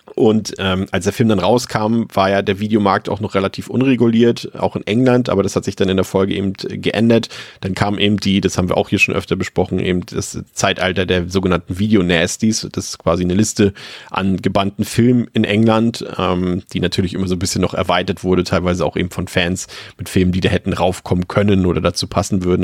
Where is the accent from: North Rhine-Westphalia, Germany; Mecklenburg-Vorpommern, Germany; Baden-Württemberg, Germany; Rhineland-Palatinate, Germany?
Mecklenburg-Vorpommern, Germany; bei uns in Mecklenburg-Vorpommern und auf dem Dorf